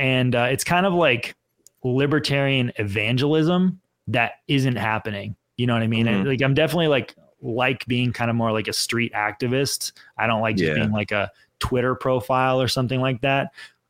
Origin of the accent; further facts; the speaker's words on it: Pennsylvania, United States; born there; also born or lived in California; I was born in Pennsylvania, so I know what the snow looks like. You know, I actually kind of missed it when I was in California because it was 115 degrees for 3 months a year.